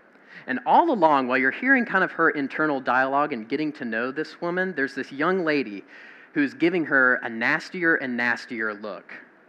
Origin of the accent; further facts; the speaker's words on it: Mississippi, United States; I'm from the Deep South. I'm from Mississippi.